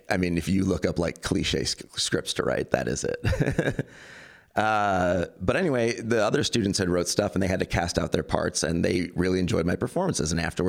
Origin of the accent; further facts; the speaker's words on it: Queens, New York, United States; also born or lived in Long Island; It's just like the where I was raised and the way I was raised in Queens and Long Island.